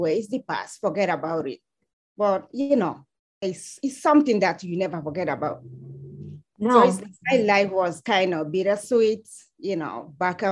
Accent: Sierra Leone; English is a second language; also born or lived in Guinea; now in United States; I was born and raised in Sierra Leone, but I spent some time in Guinea also.

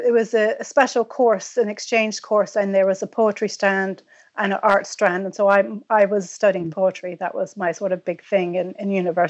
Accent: Virginia, United States; moved away as an adult; now in Ireland; I'm originally from Virginia on the East Coast in the States. And I've been in Ireland pretty much 20 years. I came over in 95 for a visit

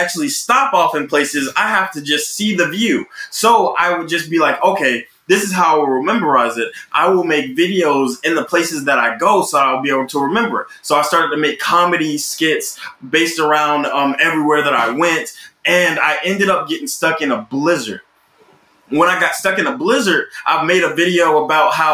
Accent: Roberta, Georgia, United States; now in Los Angeles, United States; I'm from Roberta, Georgia. It is this extremely small country town in the middle of Georgia.

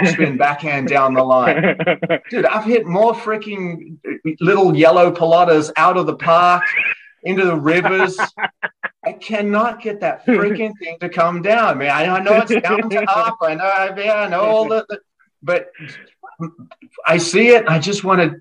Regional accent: Australia; moved away; growing up in Australia

